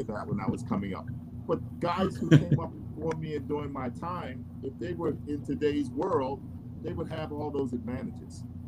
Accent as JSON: {"language": "English", "town": "Philadelphia", "region": "Pennsylvania", "country": "United States", "tie": "born or raised there", "said": "I grew up in Philadelphia. I went to college there"}